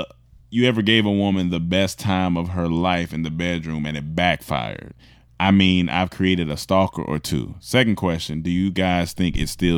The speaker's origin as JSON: {"language": "English", "town": "Atlanta", "region": "Georgia", "country": "United States", "said": "Oh, what's up, y'all? I'm from Atlanta. Grady, baby."}